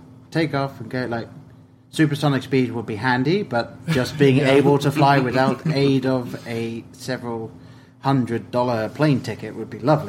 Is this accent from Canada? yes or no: no; England, United Kingdom; now in United States; I am obviously an English man living in America